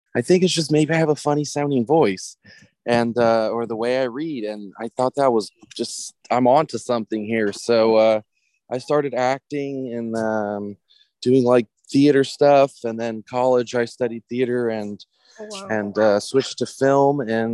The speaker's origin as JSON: {"language": "English", "region": "Louisiana", "country": "United States", "tie": "born or raised there", "said": "I grew up very American. Like I said, my mom remarried an American dude. I grew up in Louisiana, away from all the Serbians"}